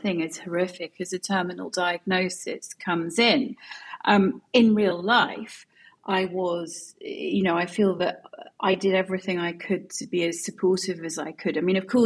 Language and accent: English; Edinburgh, Scotland, United Kingdom; I grew up in Edinburgh